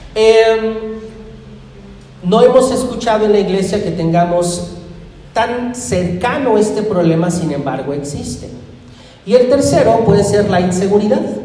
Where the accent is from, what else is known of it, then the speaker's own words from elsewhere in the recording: Irapuato, Guanajuato, Mexico; now in Ecatepec, Mexico; Irapuato, mi tierra